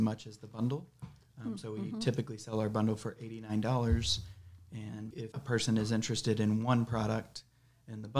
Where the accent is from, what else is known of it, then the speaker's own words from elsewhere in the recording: Kenya; I was born in Kenya